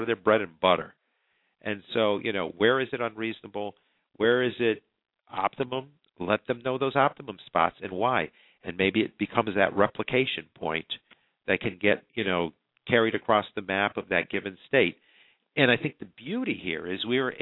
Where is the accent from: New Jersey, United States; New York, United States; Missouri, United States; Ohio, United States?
New York, United States; New York, my home state